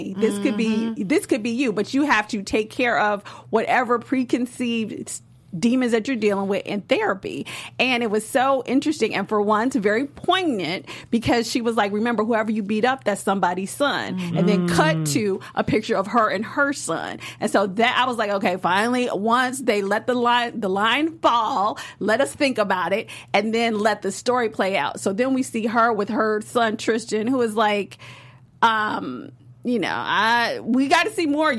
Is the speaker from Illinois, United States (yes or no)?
yes; Chicago, Illinois, United States; I am from Chicago, and which is the birthplace of house music